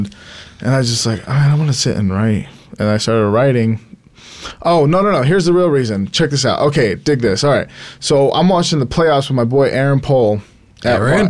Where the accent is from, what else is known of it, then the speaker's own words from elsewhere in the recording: Salt Lake City, Utah, United States; also born or lived in Tennessee; I grew up in Salt Lake. I moved a couple times, but we moved as a family a couple times. To Tennessee.